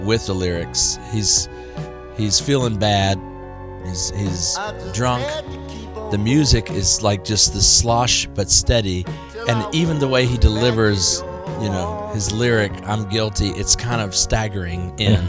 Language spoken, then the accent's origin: English; Louisiana, United States; as a Louisiana guy